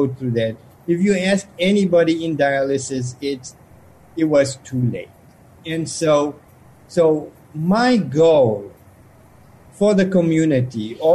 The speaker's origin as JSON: {"language": "English", "country": "South Africa", "tie": "born or raised there", "moved": "yes", "said": "I grew up in South Africa"}